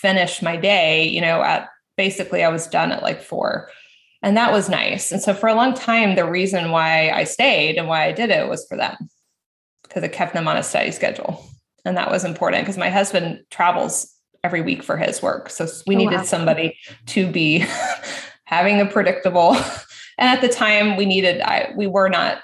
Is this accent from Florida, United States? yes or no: yes; Florida, United States; when we moved back to Florida. I'm from Florida.